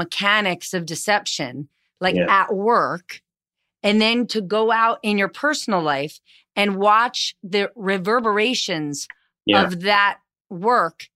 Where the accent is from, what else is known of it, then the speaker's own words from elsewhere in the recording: New Jersey, United States; New Jersey native